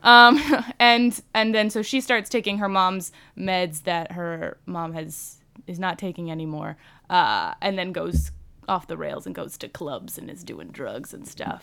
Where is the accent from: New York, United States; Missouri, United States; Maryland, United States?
Maryland, United States; Bowie; born or raised there